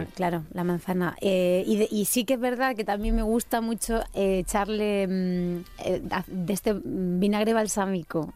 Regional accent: Sierra del Segura, Albacete, Castilla-La Mancha, Spain; Yo soy de la Sierra del Segura, de Albacete

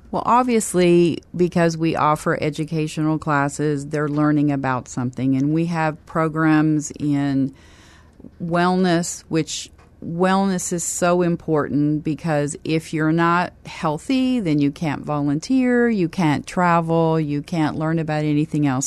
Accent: Kansas, United States; also born or lived in Oklahoma; now in San Antonio, United States; I'm originally from Kansas

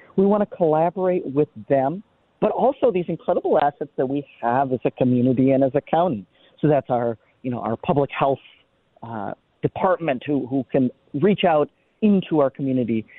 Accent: Minneapolis, Minnesota, United States; I grew up in, in the Twin Cities

